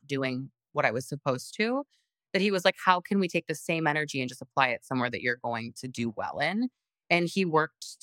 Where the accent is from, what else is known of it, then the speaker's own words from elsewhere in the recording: Elmhurst, Illinois, United States; I grew up in Elmhurst